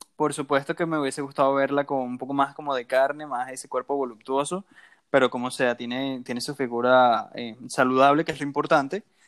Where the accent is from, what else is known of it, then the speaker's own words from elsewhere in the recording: Venezuela; Soy venezolano